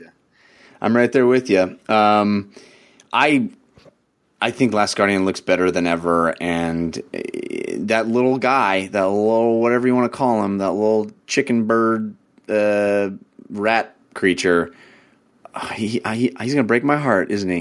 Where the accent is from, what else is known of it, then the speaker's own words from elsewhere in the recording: Bay Area, California, United States; I grew up in the Bay Area.